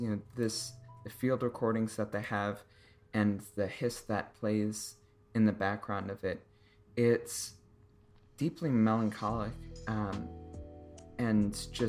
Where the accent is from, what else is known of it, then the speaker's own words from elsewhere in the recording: Chicago, Illinois, United States; And I'm from Chicago.